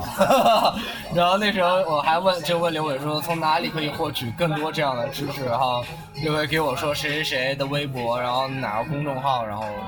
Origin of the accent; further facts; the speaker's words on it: Ningxia, China; 我爸是上海人，我妈是宁夏的，但是我在宁夏长大